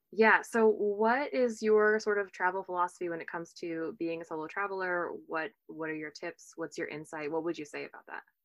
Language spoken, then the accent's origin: English; Portland, Oregon, United States; I'm from Portland